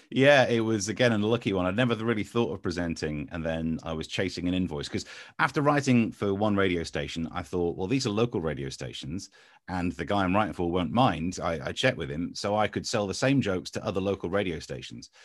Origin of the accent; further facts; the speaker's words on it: Ashfield, Nottinghamshire, East Midlands, United Kingdom; moved away as an adult; also born or lived in London / Essex / Swindon / Crawley; now in Kent, United Kingdom; I was from Nottinghamshire, man, just next to Mansfield, in Ashfield, and yeah, lived there until I went off to university